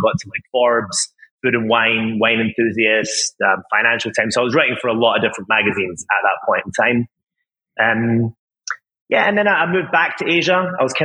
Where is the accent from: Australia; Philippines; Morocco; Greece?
Greece; Crete; moved away; also born or lived in Scotland / Japan; I'm Scottish, half Scottish and half Greek. So I grew up in an island called Crete in Greece